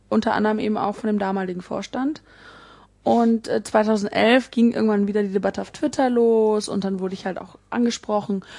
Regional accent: Bonn, North Rhine-Westphalia, Germany; ich komme ja ne, aus Bonn

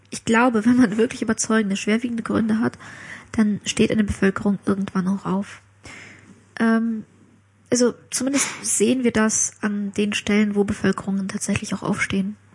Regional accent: Ukraine; now in Germany; ich komme aus der Ukraine.

